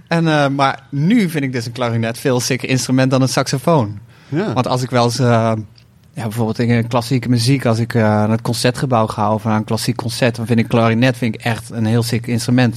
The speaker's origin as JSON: {"language": "Dutch", "town": "'s-Hertogenbosch", "region": "North Brabant", "country": "Netherlands", "tie": "born or raised there", "said": "Uit de echte buurt waar ik ben opgegroeid"}